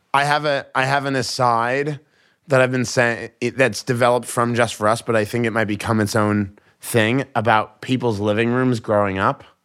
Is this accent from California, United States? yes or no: no; Boston, Massachusetts, United States; I'm from Boston. I was raised in a very confrontational road culture